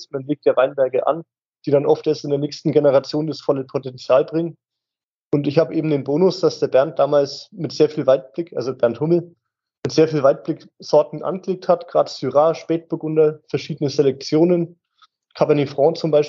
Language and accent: German; Bavaria, Germany; born there; Ja, ganz gebürtig bin ich theoretisch eigentlich aus dem Norden von Bayern, aus dem Fichtelgebirge in Oberfranken. Zwischen Hof und Bayreuth ist das kleine Fichtelgebirge